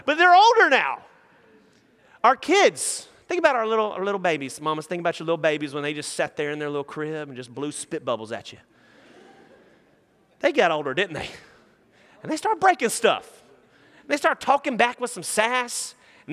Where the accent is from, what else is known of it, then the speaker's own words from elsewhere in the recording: Nacogdoches, Texas, United States; now in Houston, United States; I'm from Nacogdoches, and there's like a Chili's and a pasture, and that's about it. So when I moved to Houston